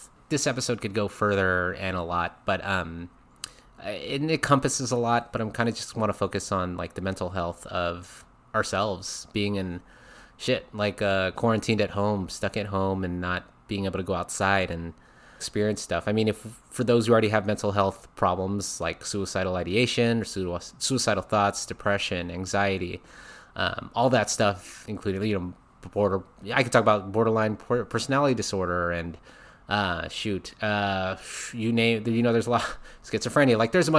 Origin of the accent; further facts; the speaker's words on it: Philippines; I am a Filipino male.